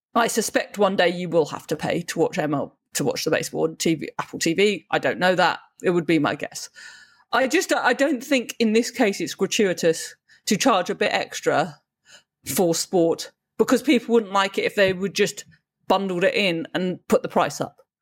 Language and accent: English; United Kingdom; as a Brit